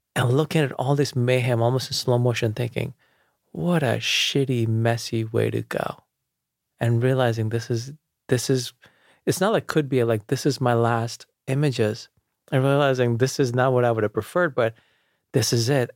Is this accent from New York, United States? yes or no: yes; New York City, New York, United States; also born or lived in India; I grew up outside of the city in Jamaica, Queens